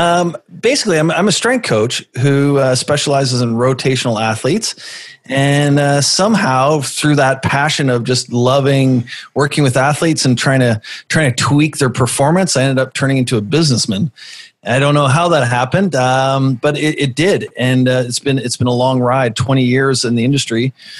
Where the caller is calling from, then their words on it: Vancouver, British Columbia, Canada; Vancouver, British Columbia.